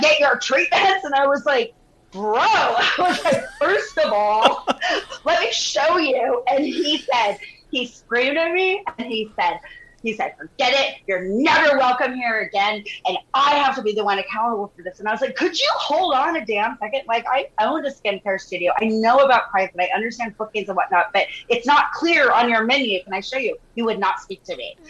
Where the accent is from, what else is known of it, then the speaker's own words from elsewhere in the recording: Santa Fe, New Mexico, United States; moved away as an adult; also born or lived in Austin, Texas; now in Newport Beach, United States; I was born in Austin, but I grew up in Santa Fe, New Mexico